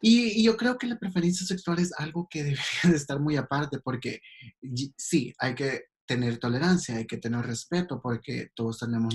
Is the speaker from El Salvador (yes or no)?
yes; El Salvador; moved away as an adult; now in Los Angeles, United States; yo soy originalmente de El Salvador. tengo viviendo en Los Ángeles 15 años, de que me mudé de El Salvador. Ah, no he crecido, la mayoría de mi vida crecí en El Salvador. Me mudé a los 18